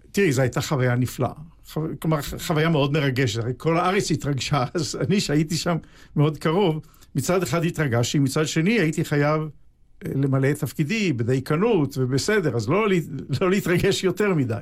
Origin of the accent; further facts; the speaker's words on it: Haifa, Haifa District, Israel; בעצם לא בחיפה, אלא בשכונה על יד חיפה שנקראת בת גלים. זאת שכונת הולדתי.